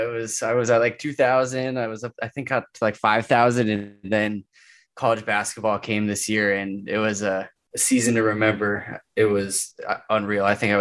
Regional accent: San Diego, California, United States; they had moved out to San Diego about a year before I was born, and I have been born and raised in San Diego and have been here for the last 30 something years now.

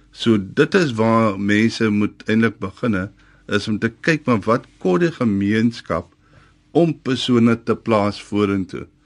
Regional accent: West Coast, Western Cape, South Africa; Ek is van Velde op die Weskus.

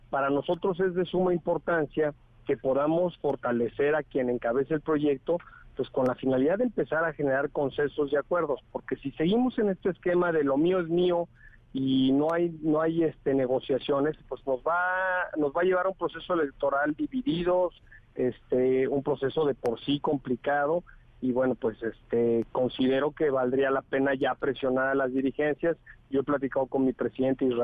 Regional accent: Mexico; Ya no podemos estar diciendo que la ciudad está dividida, todos somos mexicanos

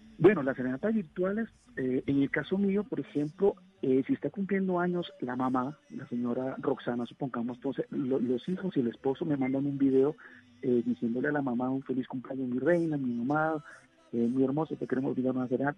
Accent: Peru; moved away as an adult; now in Colombia; yo soy peruano

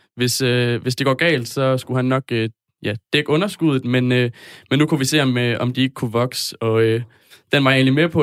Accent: north of Aarhus, Central Denmark Region, Denmark; Jeg kommer fra Rigskov, lidt nord for Aarhus.

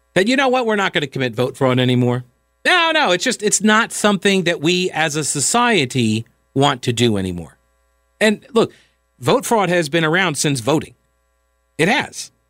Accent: United States; I am from America

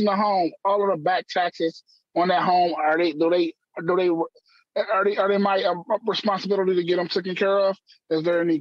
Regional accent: Detroit, Michigan, United States; I'm from Detroit, born and raised here

